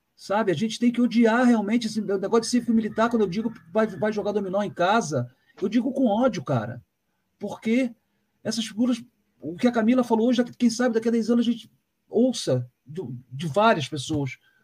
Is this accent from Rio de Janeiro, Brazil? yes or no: yes; Rio de Janeiro, Brazil; moved away as an adult; now in Curitiba, Brazil; como eu venho do Rio